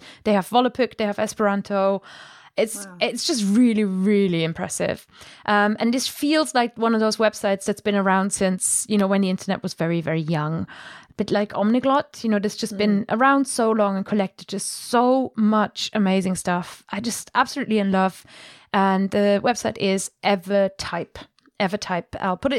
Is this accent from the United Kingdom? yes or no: no; Germany; accent: German; English is a second language; It's my German accent.